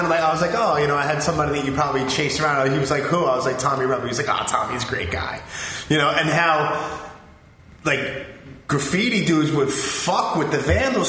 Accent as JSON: {"language": "English", "town": "New York City", "region": "New York", "country": "United States", "tie": "born or raised there", "said": "I grew up, like, I'm originally from Canarsie."}